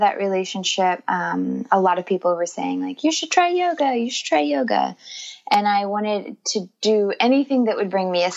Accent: Northern California, United States; also born or lived in Los Angeles; I'm originally from California. I grew up in a very small rural community in Northern California

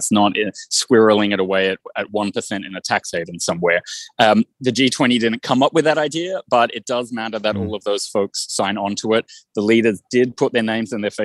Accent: Australia; moved away; my home country of Australia

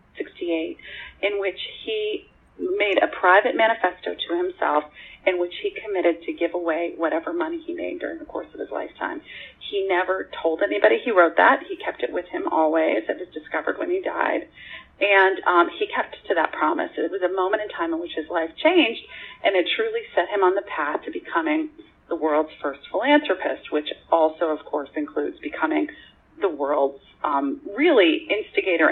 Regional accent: Pittsburgh, Pennsylvania, United States; moved away; I grew up in Pittsburgh, although I've lived in many places

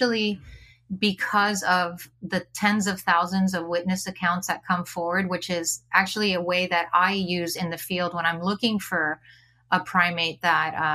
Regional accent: Miami, Florida, United States; I grew up in Miami, Florida, so not a lot of opportunities to explore nature

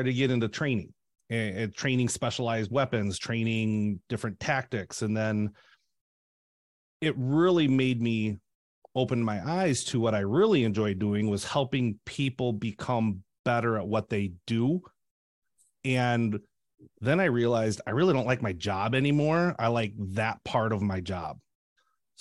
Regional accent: Shell Lake, Wisconsin, United States; I had relocated to Shell Lake, where my hometown is

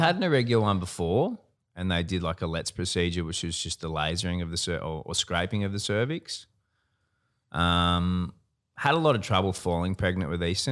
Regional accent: Gold Coast, Queensland, Australia; have always always lived on the Gold Coast, born and bred on the Gold Coast

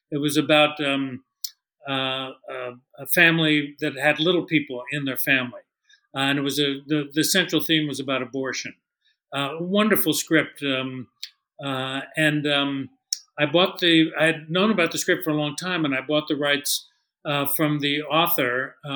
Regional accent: San Francisco, California, United States; moved away; also born or lived in New York; I had born, was born and raised in San Francisco. I've spent my entire life trying to get back to the Bay Area.

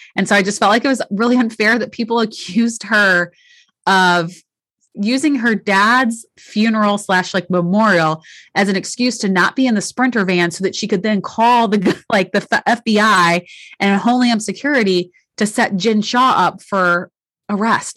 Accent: St. Louis, Missouri, United States; I grew up in St. Louis

